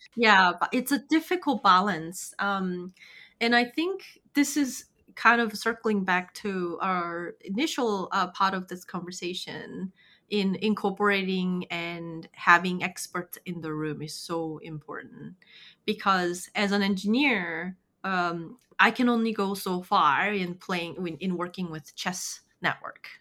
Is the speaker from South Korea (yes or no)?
yes; South Korea; moved away; I'm from South Korea